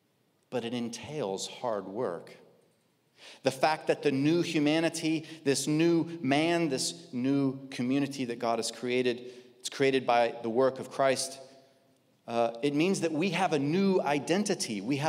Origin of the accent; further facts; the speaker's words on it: Kansas, United States; Okay, I grew up in Kansas in a very, very conservative church.